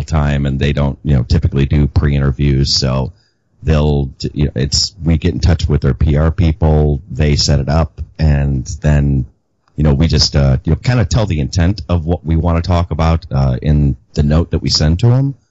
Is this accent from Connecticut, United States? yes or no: no; Chicago, Illinois, United States; It's just out of Chicago